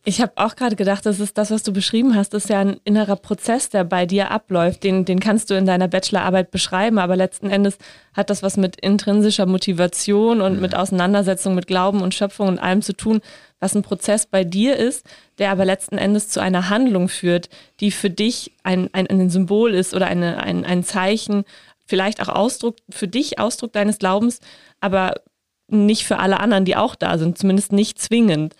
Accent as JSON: {"language": "German", "region": "Northern Germany", "country": "Germany", "said": "ich komme aus Norddeutschland"}